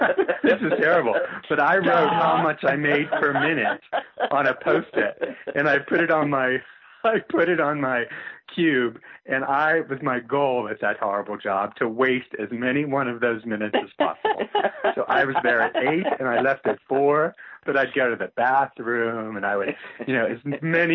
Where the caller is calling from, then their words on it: Virginia, United States; I'm calling from Virginia.